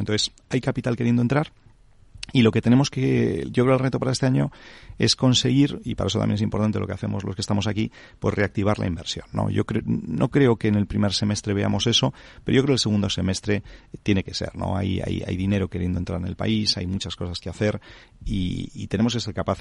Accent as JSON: {"language": "Spanish", "town": "Santander", "region": "Cantabria", "country": "Spain", "said": "yo soy de Santander"}